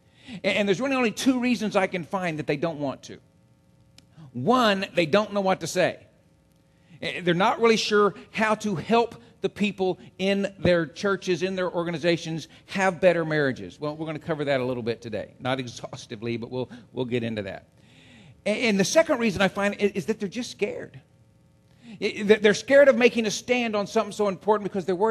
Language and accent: English; Central Texas, United States; I grew up in Central Texas.